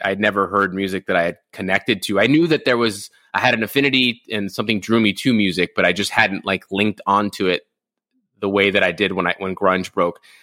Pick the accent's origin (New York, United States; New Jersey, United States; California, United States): California, United States; Rosemead; also born or lived in Inland Empire, California / Orange County, California; I grew up in Rosemead, California, which is basically East LA.